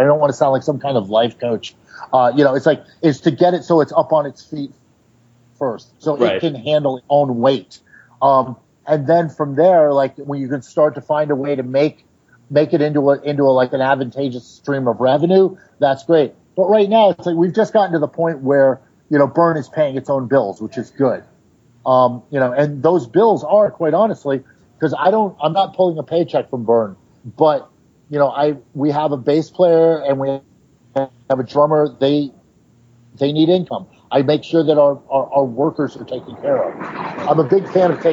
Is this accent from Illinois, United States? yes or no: no; New York, United States; I grew up in the East Village